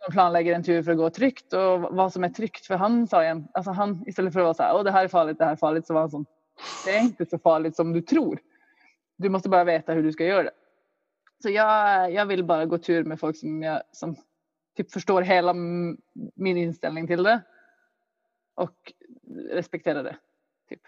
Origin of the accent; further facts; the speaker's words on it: Luleå, Norrbotten County, Sweden; jag växte upp i Luleå